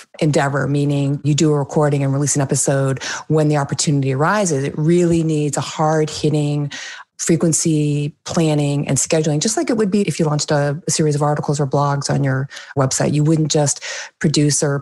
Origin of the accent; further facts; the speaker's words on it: New England, United States; also born or lived in Phoenix area, Arizona; now in Arizona, United States; I'm from New England. I'm a New Englander. I'm a fast talker, even though I live in the Valley of the Sun like you